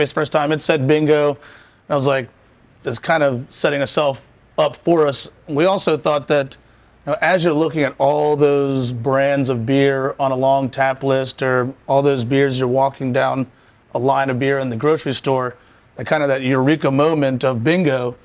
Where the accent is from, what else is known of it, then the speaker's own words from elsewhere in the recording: Richmond, Virginia, United States; I'm from Richmond. I'm raised here, moved away